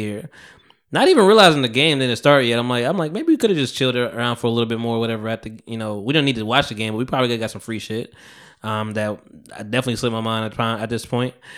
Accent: Bogota, New Jersey, United States; now in South Jersey, United States; I went to Bogota, which is my hometown

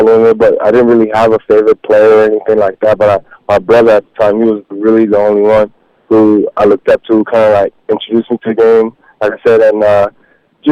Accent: British Columbia, Canada; playing in BC in high school, you play American rules

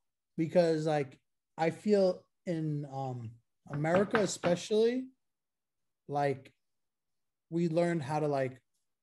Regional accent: New York City, New York, United States; Bro, I grew up in Brooklyn. Like, I'm two blocks away from the projects.

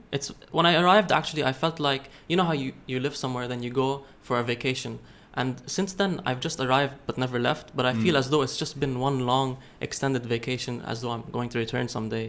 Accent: United Arab Emirates; moved away as an adult; I grew up in the United Arab Emirates most of my years, and I moved here for university in 2017.

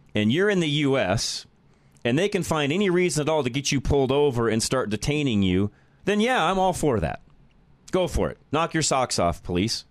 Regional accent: Boulder, Colorado, United States; from Boulder, my hometown. I'm a native there. That's where I was born

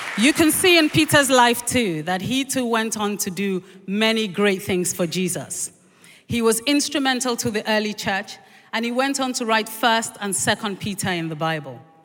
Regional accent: Nigeria; now in London, United Kingdom; I grew up in, in this country until I was four, and then we moved to Nigeria.

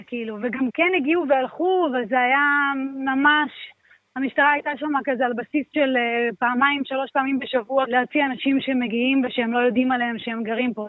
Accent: Jerusalem, Jerusalem District, Israel; אני במקור מירושלים

